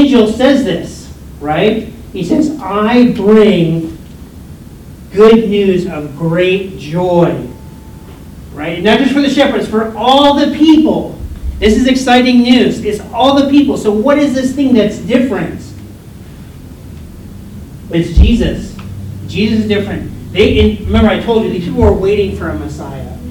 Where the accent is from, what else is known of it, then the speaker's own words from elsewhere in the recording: United States; moved away; I'm from the United States